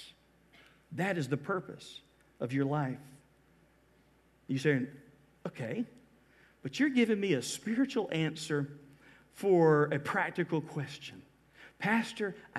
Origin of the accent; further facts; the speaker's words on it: Georgia, United States; moved away as an adult; now in Florida, United States; I am from Georgia. But I've been here 24 years